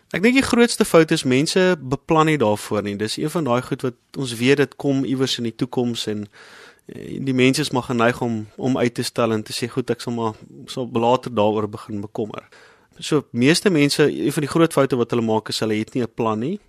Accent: South Africa

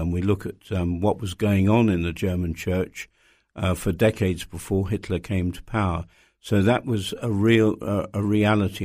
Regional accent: United Kingdom; as a British person

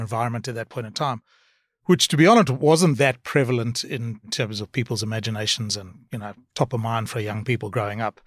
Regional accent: South Africa; moved away as an adult; also born or lived in Cape Town / Australia / Singapore / United States; born in South Africa, um, and moved to Australia when I was about twenty-six years old.

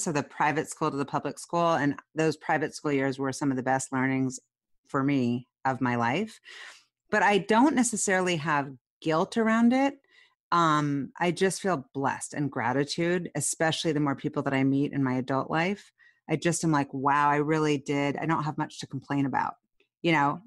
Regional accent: Seattle, Washington, United States; we both are Seattleites

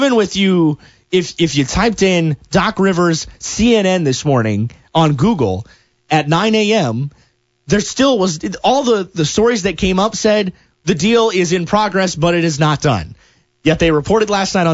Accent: Wells County, Indiana, United States; growing up in Wells County down at Obanche State Park

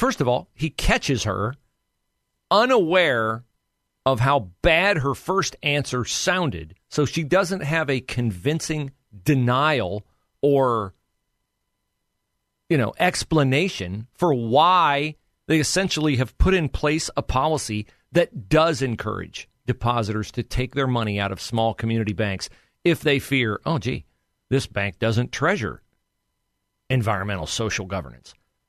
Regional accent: Oklahoma, United States; are you going to have the backs of small community banks in my home state of Oklahoma?

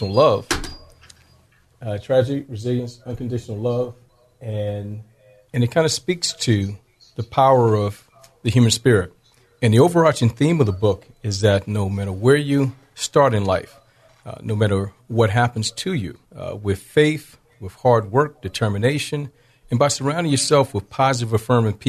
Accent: Augusta, Georgia, United States; moved away as an adult; also born or lived in Washington, D.C. / San Diego, California; I grew up in Augusta, Georgia, born in Washington, D.C.

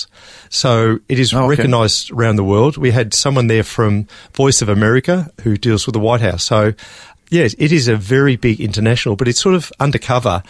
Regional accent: Melbourne, Victoria, Australia; also born or lived in Norway; I was born and raised in Melbourne

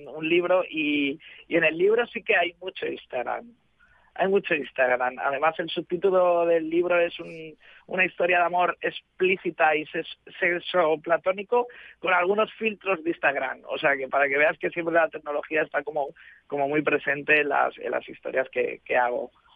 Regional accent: Madrid, Community of Madrid, Spain; now in Barcelona, Spain; yo vivo en Barcelona, pero soy de Madrid

